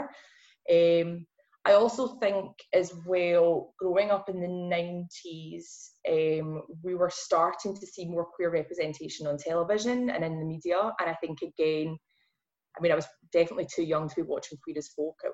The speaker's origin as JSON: {"language": "English", "town": "Glasgow", "region": "Scotland", "country": "United Kingdom", "accent": "Glasgow", "said": "going full Glasgow in my accent"}